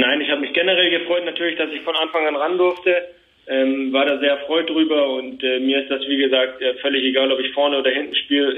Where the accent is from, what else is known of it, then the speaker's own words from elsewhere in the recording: Nuremberg, Bavaria, Germany; also born or lived in Fürth; ich bin in Nürnberg geboren